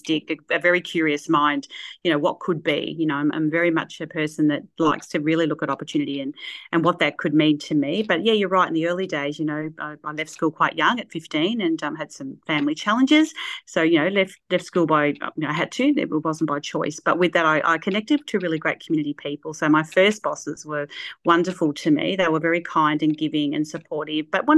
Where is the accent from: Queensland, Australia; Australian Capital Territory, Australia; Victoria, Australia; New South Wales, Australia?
Victoria, Australia; Shepparton; also born or lived in Sydney / Mount Isa; I was born in Sydney, only had probably a year there, and then up to Mount Isa and then back home. Mum wanted to come back to Shepparton